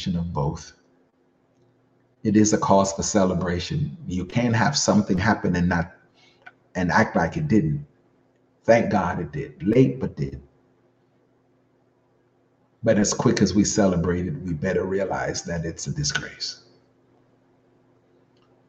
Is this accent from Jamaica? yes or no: yes; Jamaica; now in New Jersey, United States; an American of Jamaican birth, also Jamaican, always will be